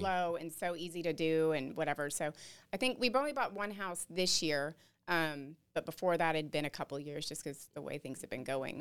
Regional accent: Dallas, Texas, United States; moved away as an adult; now in New Braunfels, United States; we're both from the Denton, Dallas area

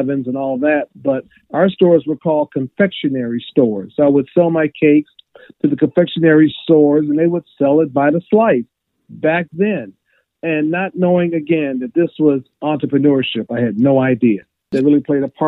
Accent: Webster Groves, Missouri, United States; growing up in St. Louis

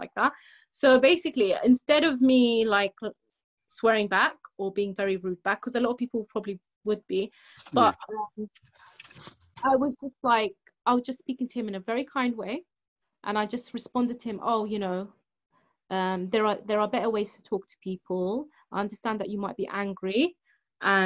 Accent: London, United Kingdom; growing up in London

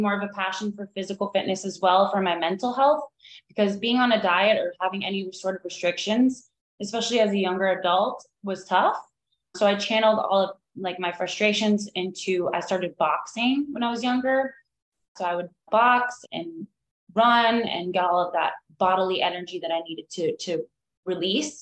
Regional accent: Miami, Florida, United States; moved away as an adult; now in Asheville, United States; I grew up in Miami

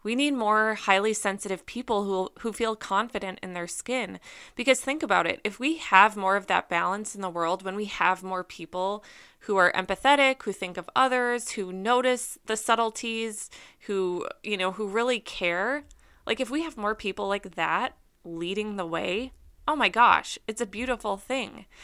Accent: Minnesota, United States; also born or lived in Wisconsin; I grew up in Minnesota.

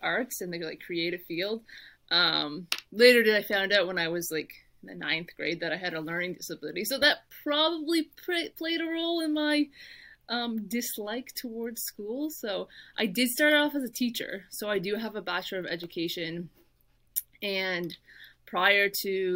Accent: Halifax, Nova Scotia, Canada; moved away as an adult; also born or lived in Windsor, Ontario / Michigan; I grew up in Halifax all my life.

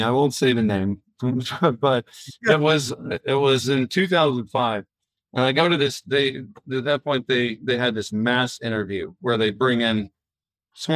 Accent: Florida, United States; I'm originally from Florida, kind of right on the coast, the East Coast. And so growing up kind of in a, our house was located outside of the main town in a more rural place

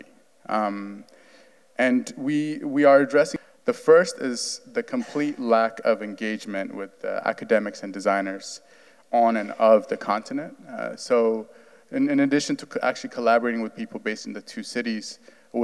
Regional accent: Addis Ababa, Ethiopia; also born or lived in New York City; now in Providence, United States; I am from Addis Ababa, Ethiopia.

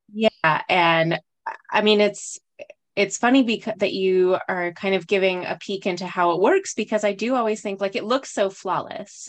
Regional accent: Los Alamos, New Mexico, United States; We grew up together in Los Alamos

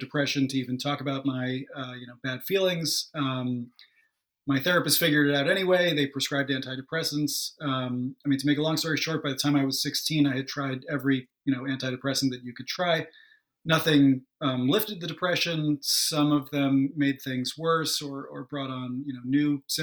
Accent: New York suburbs, United States; I'm from New York, but, in the suburbs, like, half an hour or so outside of the city

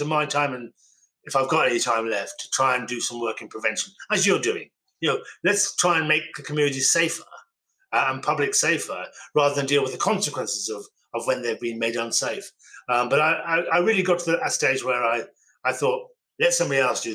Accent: Birmingham, West Midlands, United Kingdom; I was born in Birmingham

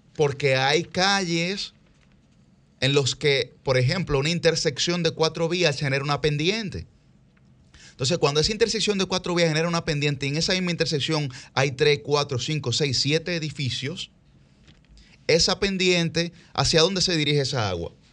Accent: Santo Domingo, Distrito Nacional, Dominican Republic; Todos nosotros somos del Distrito Nacional

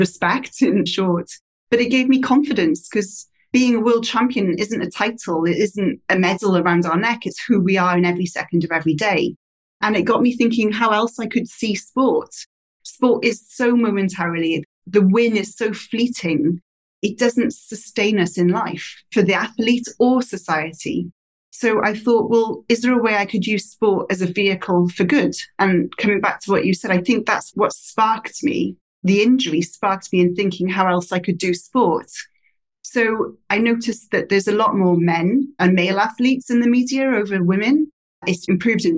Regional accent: Wales, United Kingdom; moved away as an adult; also born or lived in Australia; back to Britain, where I'm originally from

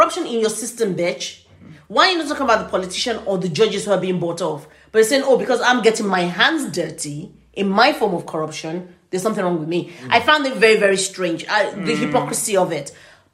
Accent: Nigeria; I'm in a relationship with a Nigerian and we're also Yoruba ethnicity

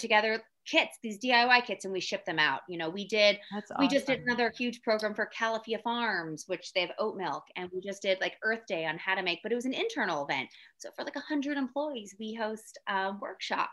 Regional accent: Philadelphia, Pennsylvania, United States; moved away; I'm born and raised in Philly

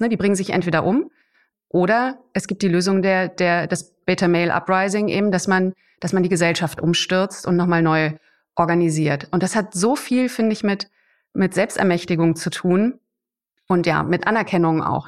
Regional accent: Germany; bei uns in Deutschland

